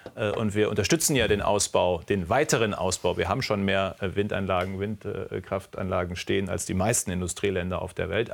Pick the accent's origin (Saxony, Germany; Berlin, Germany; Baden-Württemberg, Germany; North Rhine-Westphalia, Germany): North Rhine-Westphalia, Germany; Münsterland; als Münsterländer. Ich komme aus einer sehr ländlichen Region, aus einem kleinen Dorf